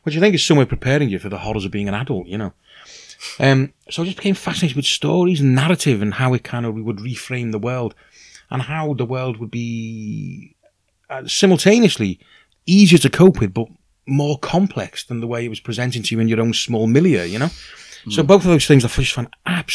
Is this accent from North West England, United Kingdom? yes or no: yes; Liverpool, North West England, United Kingdom; moved away; also born or lived in Aberystwyth; I was born in Liverpool, in something of a kind of white ghetto, really, you know. I mean, we weren't dirt poor at all, but we were, you know, working class